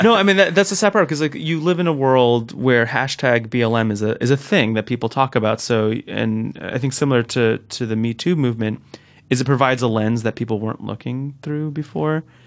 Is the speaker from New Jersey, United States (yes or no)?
yes; Newark, New Jersey, United States; the house I grew up in in Newark